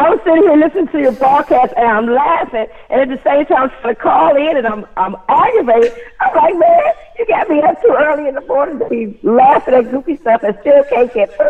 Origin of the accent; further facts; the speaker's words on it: Cleveland, Ohio, United States; moved away as an adult; now in Hawaii, United States; I was born and raised in Cleveland